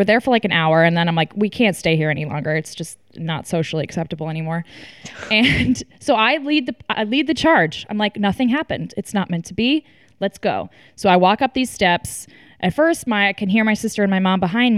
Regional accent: Texas, United States; we're from Texas

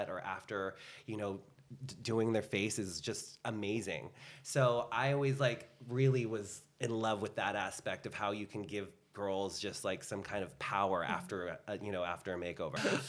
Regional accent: Bay Area, California, United States; now in Los Angeles, United States; I'm from the Bay Area

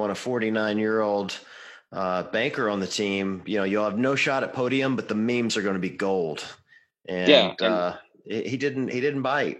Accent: Mississippi, United States; moved away; also born or lived in Tennessee; I grew up in the South. I grew up in Mississippi. I lived in Tennessee for 8 years.

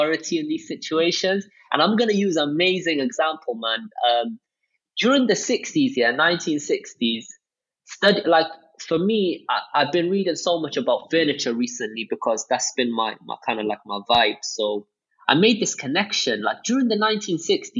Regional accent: Cardiff, Wales, United Kingdom; growing up in Wales, racism was normal

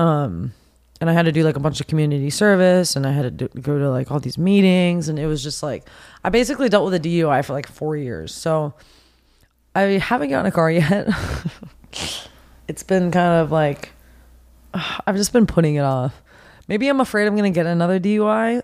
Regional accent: Pasadena, California, United States; I'm actually originally from Pasadena, California.

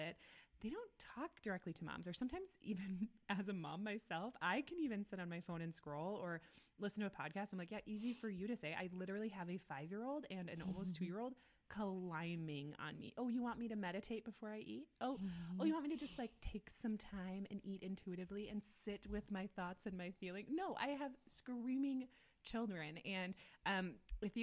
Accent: Midwest, United States; now in Denver, United States; we're moms, we're from the Midwest, like we live in Denver

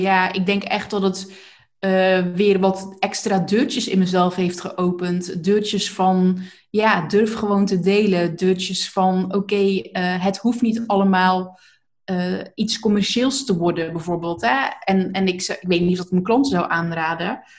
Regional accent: Zeeland, Netherlands; accent: Zeeland; moved away; also born or lived in North Brabant; ik kom uit Zeeland en ik heb inderdaad maar wat gedaan toen ik in Brabant ging wonen

